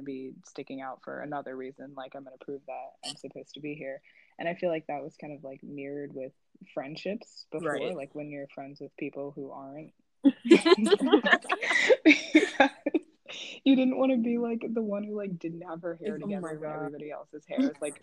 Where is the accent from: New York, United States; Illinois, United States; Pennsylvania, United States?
Illinois, United States; suburbs of Chicago; now in Paris, France; I'm also from the suburbs of Chicago, but I'm currently living in Paris